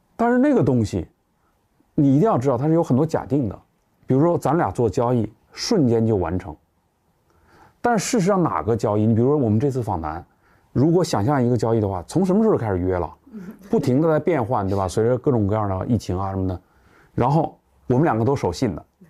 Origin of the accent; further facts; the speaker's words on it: China; 我们中国人